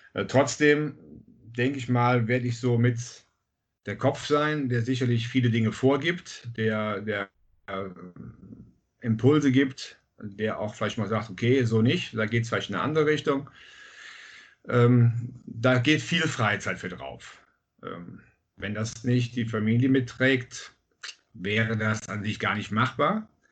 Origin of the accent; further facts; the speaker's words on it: Bad Münstereifel, North Rhine-Westphalia, Germany; Ich komme aus Münstereifel